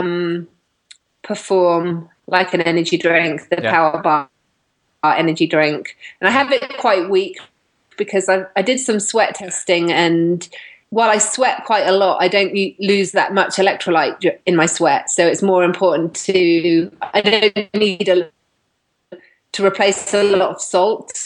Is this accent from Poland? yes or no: no; England, United Kingdom; I'm English.